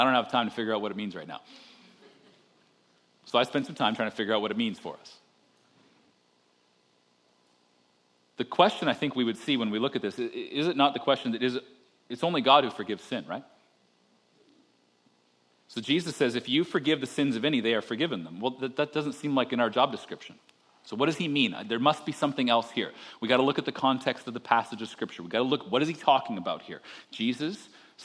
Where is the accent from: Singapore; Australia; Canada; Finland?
Canada